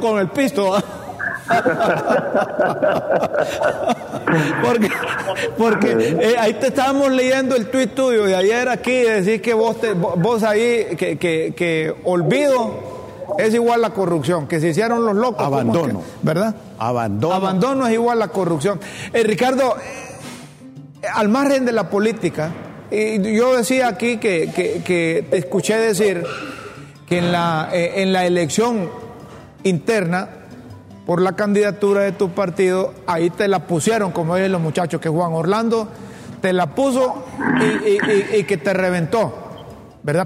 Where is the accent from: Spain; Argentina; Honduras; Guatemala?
Honduras; nosotros como hondureños